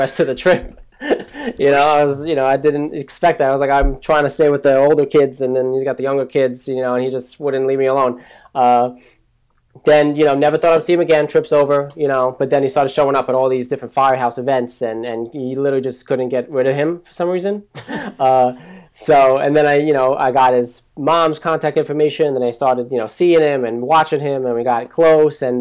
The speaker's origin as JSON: {"language": "English", "region": "New Jersey", "country": "United States", "also_born_or_lived": "Staten Island, New York", "said": "I'm from New Jersey, but born in Staten Island"}